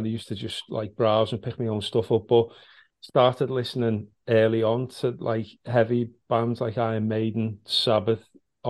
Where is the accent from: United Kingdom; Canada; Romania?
United Kingdom; Liverpool, North West England; I grew up in South Liverpool. Basically, … concert, to be honest with you. Yeah, not far from where … are from. I grew up in Gattaca, which is just on the... Well, and Walton as well. It's like the same postcode.